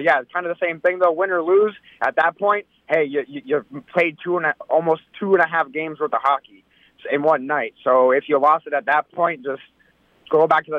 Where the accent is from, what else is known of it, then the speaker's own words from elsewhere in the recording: South Florida, United States; So I used to actually play hockey growing up in South Florida here for the Palm Beach Ice Hawks.